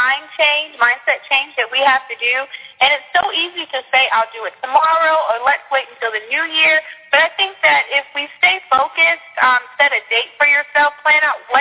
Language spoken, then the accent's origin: English; South Carolina, United States; also born or lived in Texas; now in Georgia, United States; I was born in Texas, you know, raised in South Carolina, and now I live in Georgia.